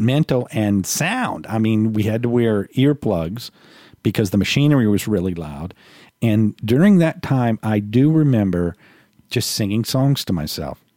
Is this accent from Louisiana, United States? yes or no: yes; New Orleans, Louisiana, United States; moved away as an adult; I'm from New Orleans